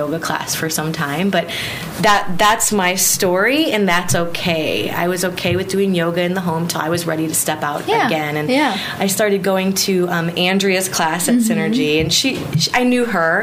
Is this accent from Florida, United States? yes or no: no; Missouri, United States; now in Guam; I'm from Missouri